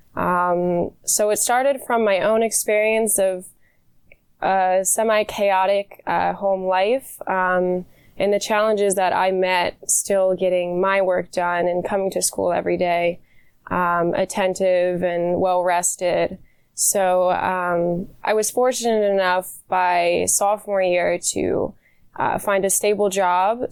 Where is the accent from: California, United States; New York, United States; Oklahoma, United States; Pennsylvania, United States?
Pennsylvania, United States; York; I was born and raised in York, PA